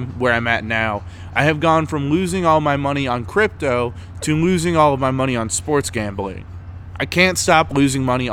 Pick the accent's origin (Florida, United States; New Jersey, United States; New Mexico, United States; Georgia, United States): Florida, United States; I'm from Florida.